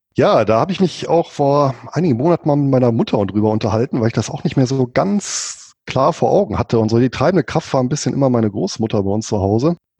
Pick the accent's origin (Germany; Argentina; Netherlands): Germany; Bonn, North Rhine-Westphalia; also born or lived in Spain; now in Southern Lower Saxony, Germany; gebürtig bin ich Rheinländer, komme aus Bonn mit, wie gesagt, spanischen Wurzeln